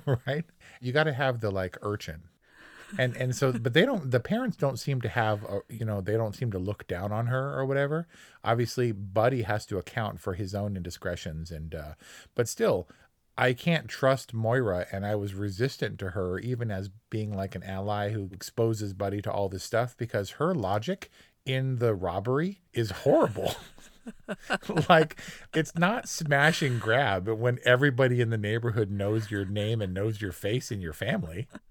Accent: Hawthorne, California, United States; also born or lived in Torrance; the first decade of my life being in Hawthorne

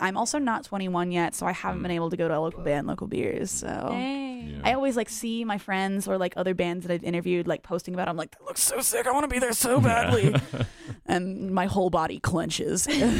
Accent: Charlotte, North Carolina, United States; now in Raleigh, United States; I grew up in Charlotte, so I cut my teeth in the scene over there

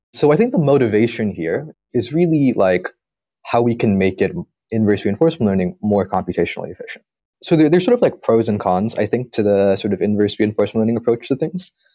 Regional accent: San Diego, California, United States; moved away as an adult; also born or lived in Berkeley; now in Pittsburgh, United States; I grew up in San Diego

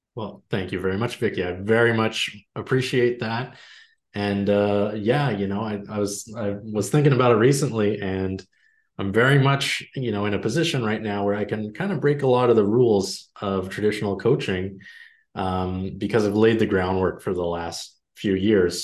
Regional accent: Canada; I'm Canadian

